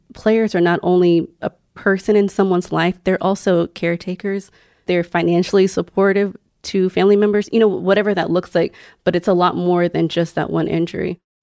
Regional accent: Houston, Texas, United States; I grew up in Houston

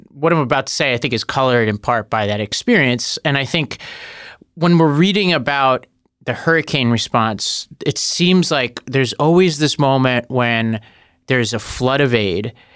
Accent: New York City, New York, United States; I grew up in Staten Island that was hit really hard in Sandy

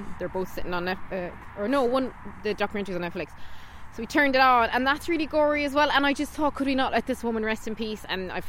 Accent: Ireland; We are terrible Irish people.

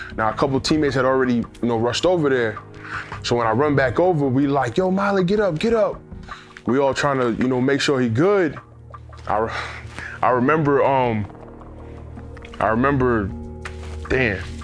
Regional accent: New York City, New York, United States; I'm originally from Queens, New York, uh, born and raised

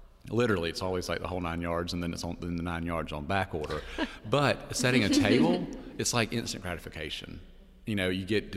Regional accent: Perry, Georgia, United States; I'm from Perry. That's Georgia, not Paris

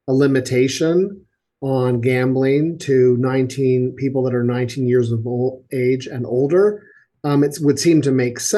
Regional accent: Kingston, Ontario, Canada; my hometown, Kingston, Ontario

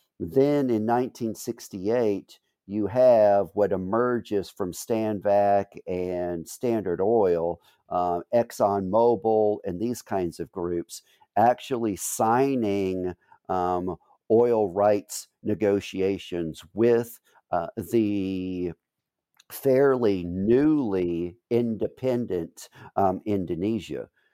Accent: New Orleans, Louisiana, United States; I was born and raised in New Orleans.

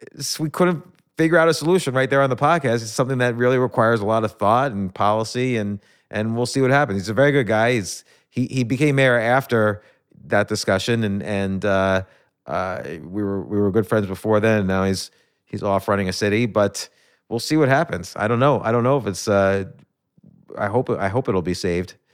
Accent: New York, United States; I was born in New York.

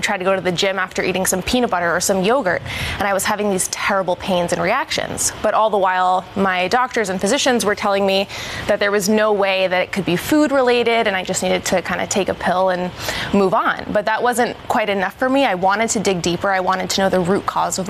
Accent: Yonkers, New York, United States; I am born and raised in Yonkers, New York

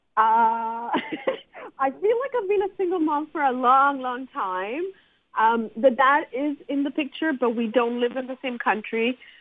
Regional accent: Montreal, Quebec, Canada; I'm from Montreal and I've run the Montreal Single Parents Group.

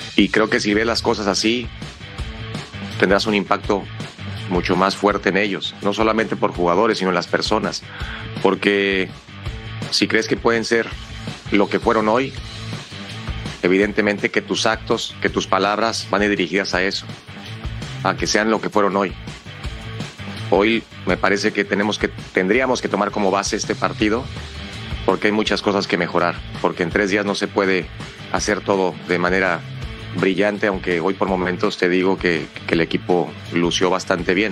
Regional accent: Mexico; al final somos mexicanos

